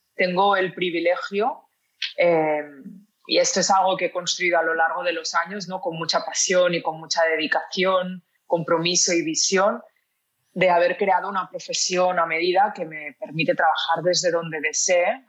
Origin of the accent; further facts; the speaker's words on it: a city near Barcelona, Catalonia, Spain; moved away as an adult; also born or lived in Mallorca; now in Lisbon, Portugal; nací en una ciudad cerca de Barcelona, pero desde los 18 años que vivía en Barcelona ciudad